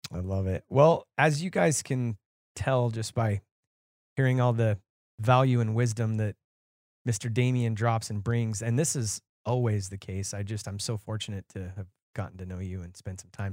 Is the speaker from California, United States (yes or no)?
no; Nevada, United States; moved away; I was originally from Nevada